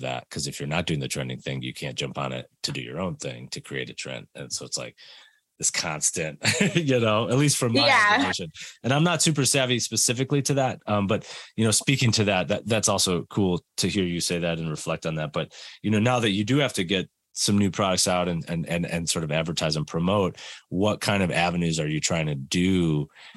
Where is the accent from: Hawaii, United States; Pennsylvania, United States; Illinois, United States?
Illinois, United States; Chicago; I grew up in Chicago as a Blackhawks fan and skating with the Hawks as a kid